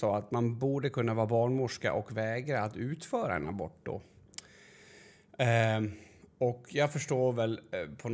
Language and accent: Swedish; Sweden; och jag vet inte om det beror på att vi är svenskar och hur det låter.